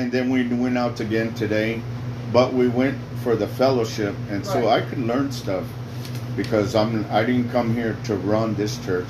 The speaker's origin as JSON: {"language": "English", "town": "Chicago", "region": "Illinois", "country": "United States", "tie": "born or raised there", "moved": "yes", "lives_now": "Texas, United States", "said": "I do TV and radio around the world internationally. I grew up in Chicago, but then moved over here. I got saved in Chicago."}